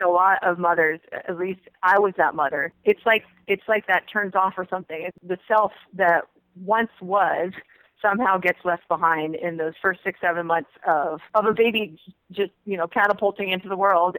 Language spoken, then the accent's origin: English; United States; I'm an American because I grew up here from when I was two years old